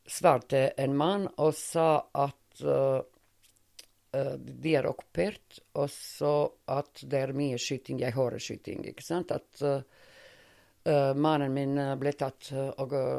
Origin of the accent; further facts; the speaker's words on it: Montenegro; Norwegian is a second language; moved away as an adult; also born or lived in Sarajevo, Bosnia and Herzegovina; now in Norway; mine barndomsvenner, fordi det er min barndomsby